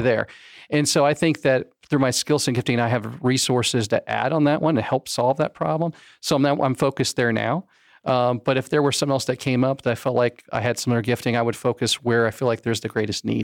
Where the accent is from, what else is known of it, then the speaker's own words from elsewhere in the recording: Florida, United States; also born or lived in Fort Lauderdale, Florida / West Palm Beach, Florida; I was born in Florida, in Fort Lauderdale, and then I went to high school in West Palm Beach, and then Central Florida since about nineteen ninety-one